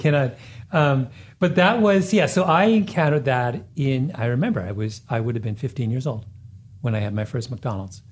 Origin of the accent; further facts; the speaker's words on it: Canada; moved away as an adult; also born or lived in Washington, D.C.; when I was growing up in Canada